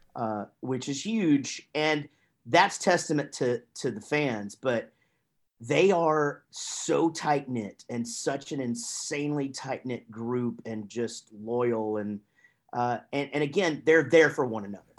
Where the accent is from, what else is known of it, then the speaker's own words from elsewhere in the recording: Wichita Falls, Texas, United States; moved away as an adult; also born or lived in Grapevine, Texas / Duncan, Oklahoma / Denton, Texas; my parents moved to Wichita Falls and that's where I was until the band moved to Denton, Texas.